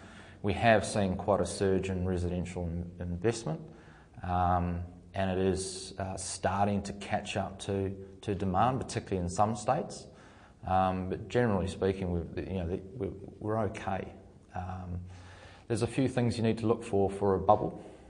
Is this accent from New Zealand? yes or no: yes; New Zealand; As a Kiwi, I can understand.